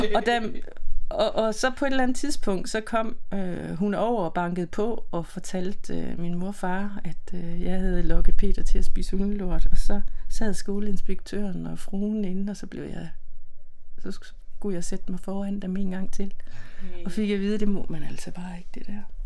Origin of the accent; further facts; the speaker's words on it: Silkeborg, Central Denmark Region, Denmark; I Silkeborg, i øh, Midtjylland